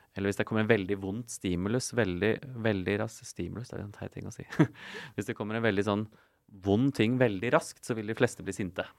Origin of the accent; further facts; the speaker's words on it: Asker, Akershus, Norway; also born or lived in Bergen / Oslo; Jeg er fra Asker, eh, så jeg vokste opp her på Østlandet